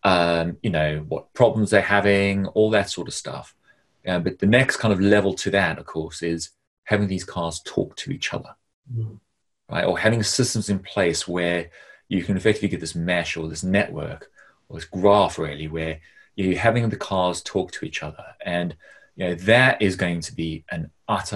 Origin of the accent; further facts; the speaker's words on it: South Africa; growing up in South Africa